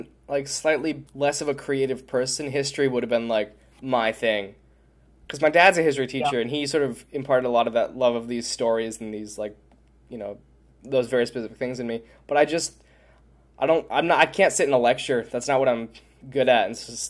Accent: New York, United States; we grew up in New York

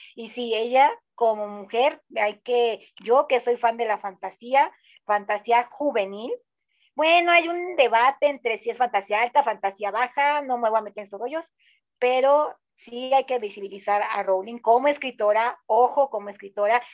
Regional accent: Mexico; tres mexicanos aquí hablándoles

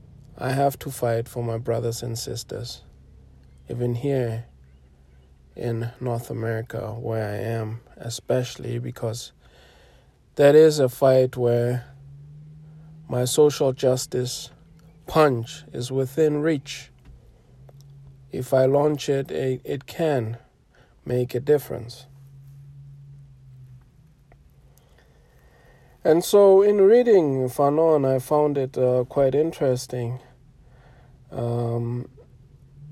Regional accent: South Africa; much of my generation growing up in South Africa

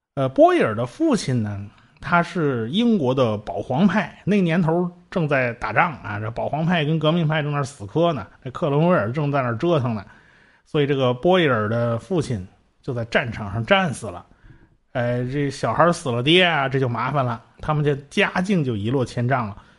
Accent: China; 我们中国人对炼金子没什么感觉

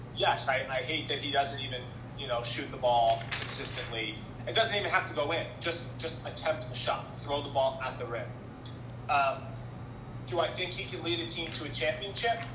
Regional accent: Philadelphia, Pennsylvania, United States; moved away as an adult; also born or lived in Wisconsin / Rhode Island; I'm from Philadelphia

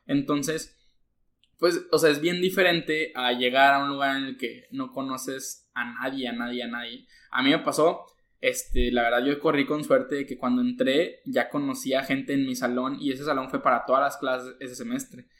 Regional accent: Monclova, Coahuila, Mexico; now in Nuevo León, Mexico; soy de Monclova

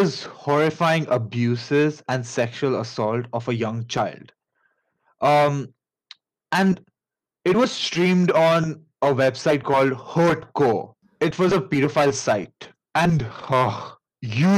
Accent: India; accent: Indian; pardon my Indian accent

